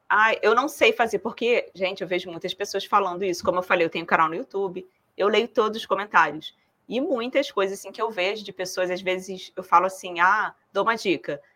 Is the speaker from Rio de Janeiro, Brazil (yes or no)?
yes; Rio de Janeiro, Brazil; now in southern Brazil; eu sou carioca, agora moro no sul.